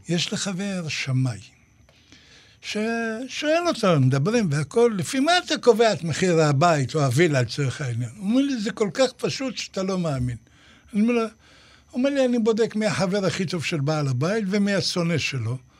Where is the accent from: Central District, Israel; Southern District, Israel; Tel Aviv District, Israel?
Southern District, Israel; Ashdod; אצלנו בשכונה, בפחונים, באשדוד